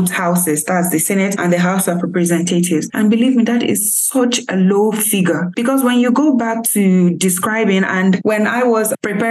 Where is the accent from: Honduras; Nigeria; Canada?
Nigeria; Benue; I'm from Benue State in Nigeria